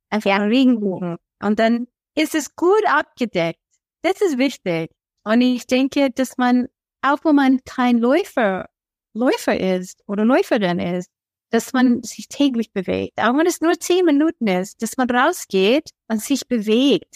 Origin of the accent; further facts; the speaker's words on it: Oregon, United States; German is a second language; now in Traunstein, Germany; Ich bin aus Oregon in den USA